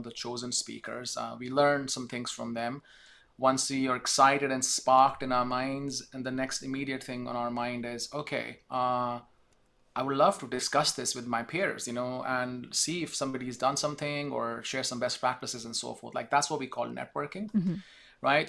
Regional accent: India; moved away as an adult; now in United States; I'm from India actually. I spent 20 years of my life there in the beginning.

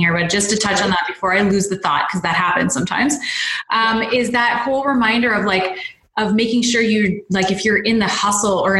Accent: London, Ontario, Canada; my hometown, London, Ontario

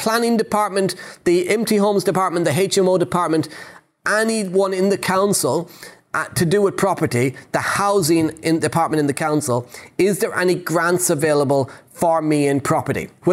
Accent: Ireland; I'm Irish

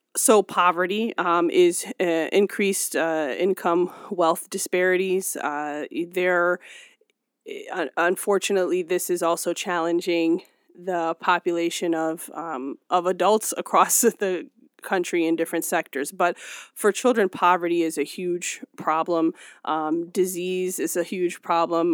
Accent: Cleveland, Ohio, United States; settle in Cleveland, Ohio. And so, growing up in the Midwest

